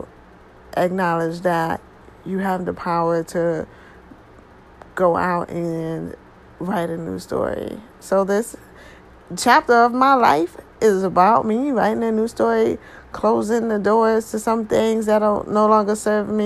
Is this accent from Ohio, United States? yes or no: no; New Haven, Connecticut, United States; born and raised in New Haven, Connecticut